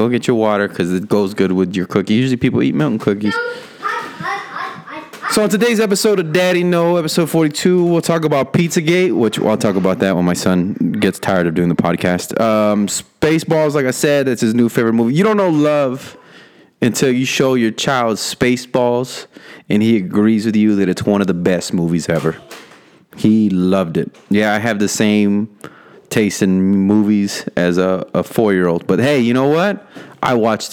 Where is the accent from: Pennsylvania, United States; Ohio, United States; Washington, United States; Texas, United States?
Texas, United States; Rio Grande Valley; moved away; Not my hometown, but my home, RGV Valley. That's where I was born